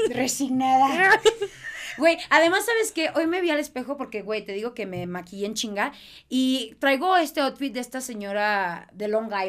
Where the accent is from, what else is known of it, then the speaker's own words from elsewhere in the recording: Mexicali, Baja California, Mexico; Soy de Mexicali.